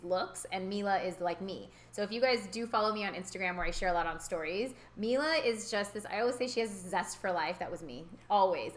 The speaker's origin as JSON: {"language": "English", "region": "California", "country": "United States", "tie": "born or raised there", "also_born_or_lived": "Houston, Texas"}